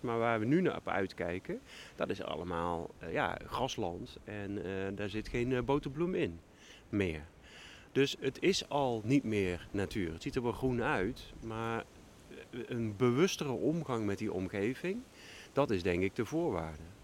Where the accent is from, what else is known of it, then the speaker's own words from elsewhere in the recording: Limburg, Netherlands; now in Groningen, Netherlands; Ik kom dus uit Limburg